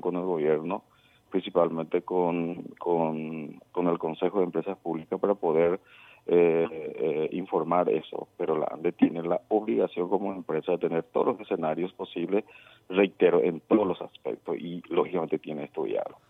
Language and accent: Spanish; Paraguay; nosotros eh, nos merecemos como paraguayos